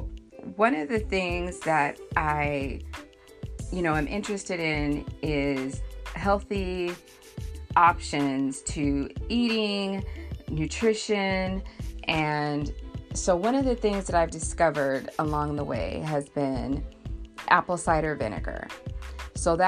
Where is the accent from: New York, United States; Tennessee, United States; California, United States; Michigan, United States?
California, United States; Southern; I'm born and raised in Southern California